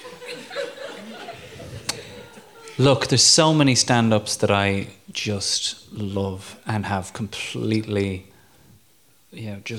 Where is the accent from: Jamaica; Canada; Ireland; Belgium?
Ireland; now in England, United Kingdom; as an Irishman abroad